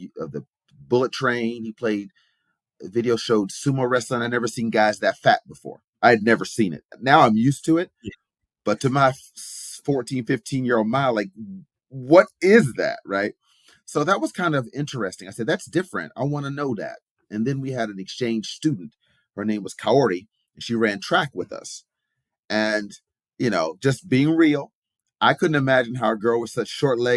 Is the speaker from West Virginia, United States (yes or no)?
yes; West Virginia, United States; moved away as an adult; now in Japan; a country boy like myself, I'm from West Virginia